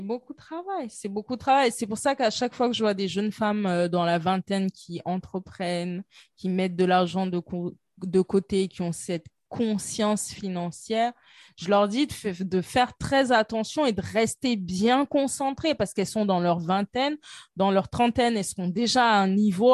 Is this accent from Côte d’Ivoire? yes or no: yes; Côte d’Ivoire; chez moi en Côte d'Ivoire